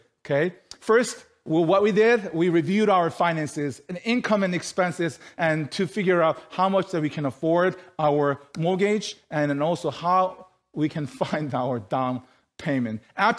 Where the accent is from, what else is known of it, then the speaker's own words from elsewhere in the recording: South Korea; moved away; You know, how we came from South Korea 12 years ago and how we were able to study and then, you know, live our life here.